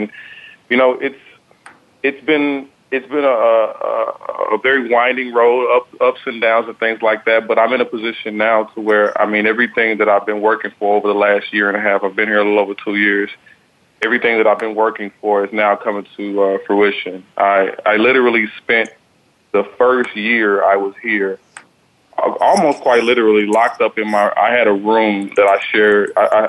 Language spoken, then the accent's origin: English; Texas, United States; moved away as an adult; now in California, United States; I'm from Texas.